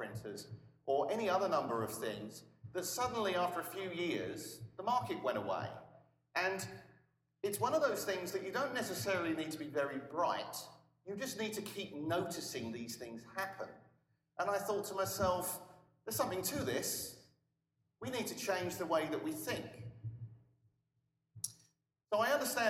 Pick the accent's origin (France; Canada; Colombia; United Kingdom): United Kingdom; England; now in Austin, United States